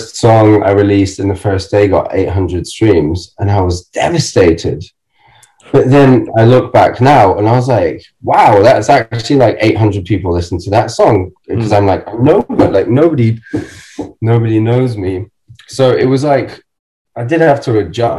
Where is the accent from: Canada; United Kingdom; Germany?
Germany; moved away; I grew up in Germany